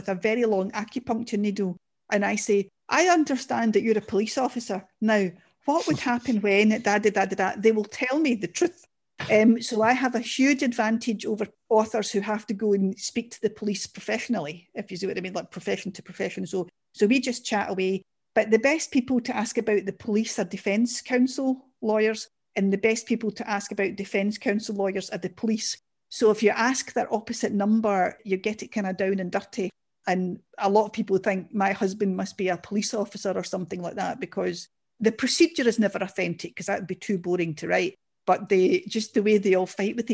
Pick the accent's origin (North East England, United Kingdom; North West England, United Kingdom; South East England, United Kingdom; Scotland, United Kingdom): Scotland, United Kingdom; Glasgow; I'm a Glaswegian and a Scottish person